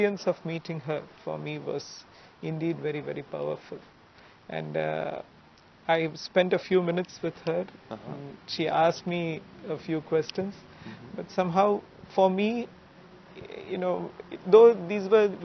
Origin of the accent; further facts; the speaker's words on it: Mumbai, Maharashtra, India; I grew up in Mumbai